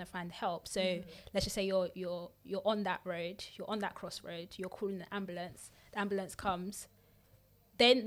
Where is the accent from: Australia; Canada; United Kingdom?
United Kingdom; we're also British because we born, raised here.